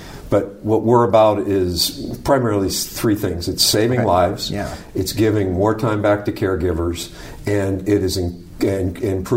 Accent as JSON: {"language": "English", "town": "Pittsburgh", "region": "Pennsylvania", "country": "United States", "tie": "born or raised there", "also_born_or_lived": "Chicago / Dallas / Columbus", "moved": "as an adult", "said": "I grew up here in the North Hills"}